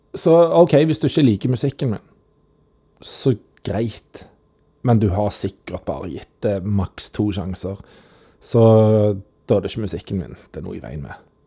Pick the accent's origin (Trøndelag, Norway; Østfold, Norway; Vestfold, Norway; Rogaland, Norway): Rogaland, Norway; Randaberg; Men jeg er fra Rantaberg